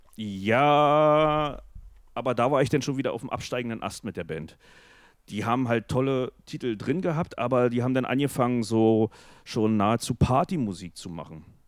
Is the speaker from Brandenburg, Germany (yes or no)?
yes; hometown 10 km from Friesack, Brandenburg, Germany; wir sind dann halt von meinem Heimatort äh, nach Friesack gelaufen, die 10 Kilometer